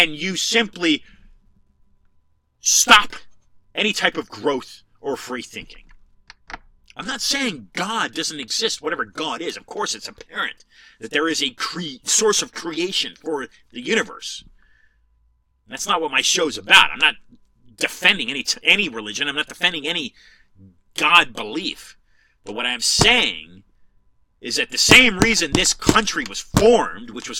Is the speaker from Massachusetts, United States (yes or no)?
no; California, United States; also born or lived in San Francisco; I was born in California. I'm a California native, fifth generation.